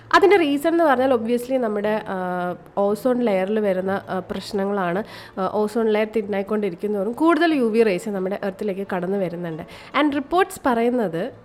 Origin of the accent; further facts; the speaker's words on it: Kerala, India; ഞാൻ കേരളത്തിൽ ജനിച്ച് വളർന്ന ഒരാൾ